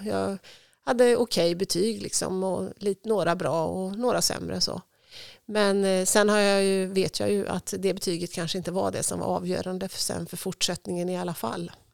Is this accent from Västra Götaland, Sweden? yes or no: yes; Tidaholm, Västra Götaland, Sweden; also born or lived in Uddevalla / Härnösand; Jag är född i Uddevalla men jag är uppvuxen i Tidaholm får man väl säga